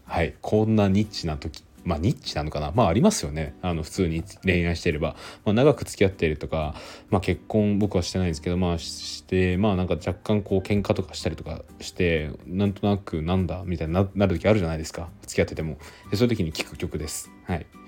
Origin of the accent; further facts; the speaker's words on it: Aichi, Japan; 僕なんか愛知出身